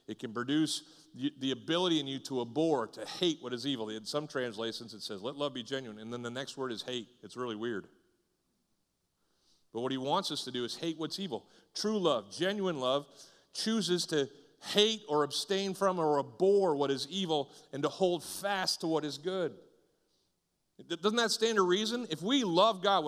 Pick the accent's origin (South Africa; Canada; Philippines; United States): United States; Northeast; moved away; also born or lived in the South (US); I grew up in the Northeast, and I came down here to the South and started going to churches